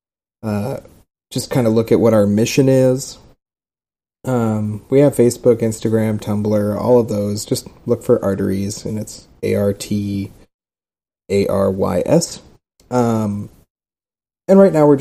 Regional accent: Southern California, United States; now in Austin, United States; I'm from Southern California. I grew up in Southern California

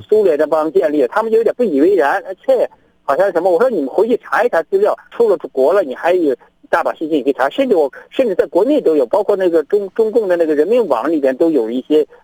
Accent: China; moved away as an adult; now in Australia; 我是中国人

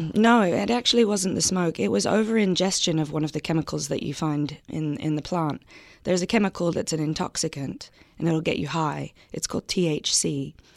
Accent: London, United Kingdom; moved away as an adult; I grew up in South London. Um, I lived there until I was 19 years old.

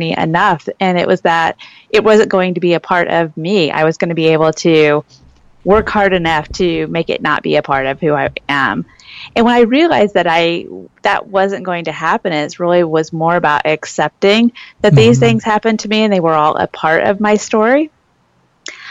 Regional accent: Illinois, United States; moved away as an adult; now in Phoenix, United States; I'm originally from Illinois, so the Midwest.

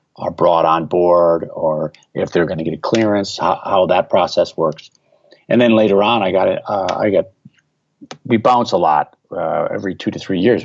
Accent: Milwaukee, Wisconsin, United States; moved away as an adult; I was living in Milwaukee, Wisconsin. That's my hometown

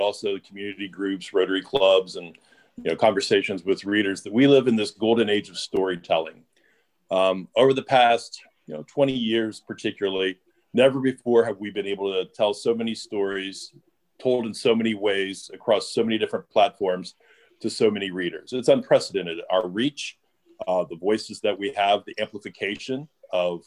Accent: Ohio, United States; now in Louisville, United States; My mom back in Ohio, I grew up in Ohio

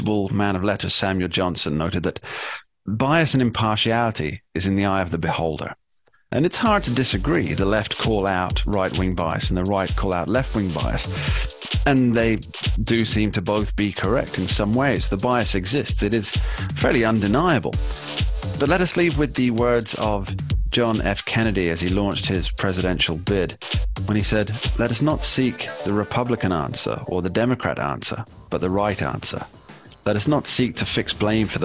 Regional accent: England, United Kingdom; I'm from England

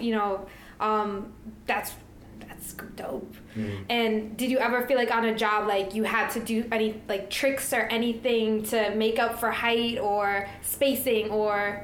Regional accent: New York, United States; I grew up in New York

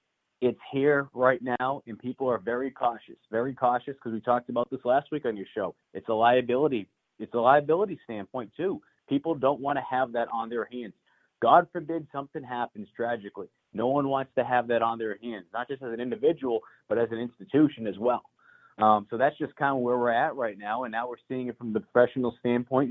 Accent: right outside of Boston, Massachusetts, United States; moved away as an adult; also born or lived in Greenville, Mississippi; now in Columbia, United States; I grew up right outside of Boston and Massachusetts

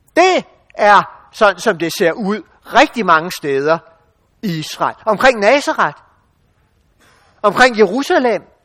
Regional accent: Denmark; som danskere

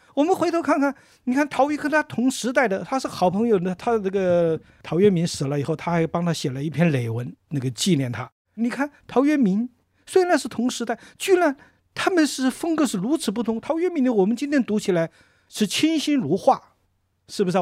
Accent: China; 我们中国人

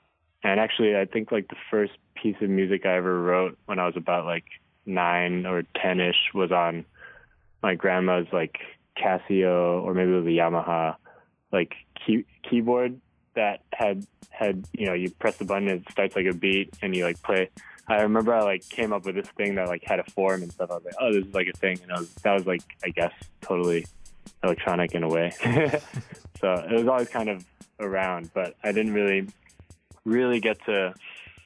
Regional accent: Hong Kong; moved away; growing up in Hong Kong

